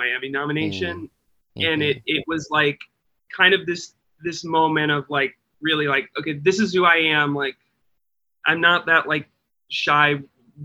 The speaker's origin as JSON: {"language": "English", "region": "Midwest", "country": "United States", "tie": "born or raised there", "said": "I grew up in the Midwest"}